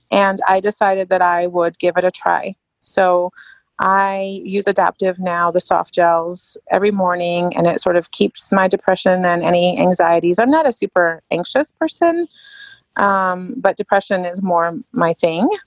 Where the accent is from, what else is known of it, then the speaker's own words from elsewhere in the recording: England, United Kingdom; I grew up in England, so it's a must have for me.